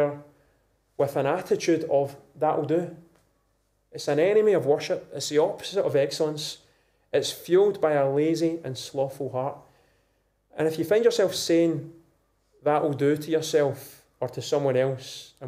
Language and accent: English; Scotland, United Kingdom; being a Scottish man of a youngish age, 20s, 30s, 40s